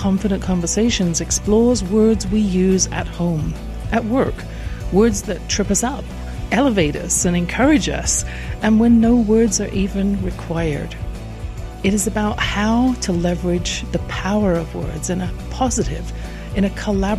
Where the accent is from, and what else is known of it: England, United Kingdom; born or raised there